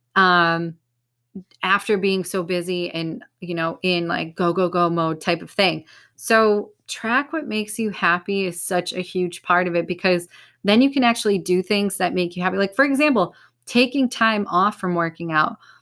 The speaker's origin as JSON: {"language": "English", "country": "United States", "said": "I'm American"}